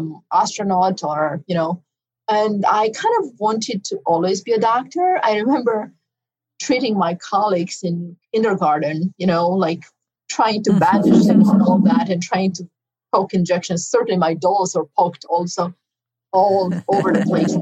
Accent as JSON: {"language": "English", "country": "Romania", "tie": "born or raised there", "second_language": "English", "moved": "as an adult", "lives_now": "New York City, United States", "said": "I grew up in communist Romania"}